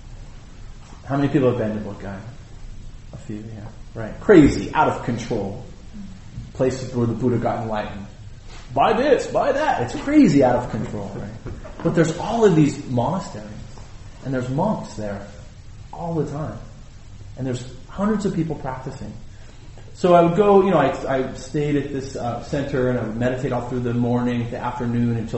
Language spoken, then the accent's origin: English; United States; I'm American